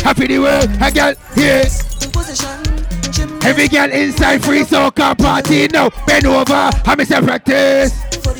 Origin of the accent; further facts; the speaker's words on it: Jamaica; But me not eat her. I'm Jamaican.